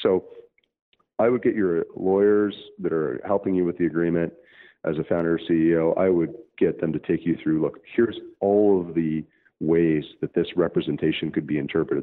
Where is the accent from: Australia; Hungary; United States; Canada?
Canada; Canada. Actually, as was my home country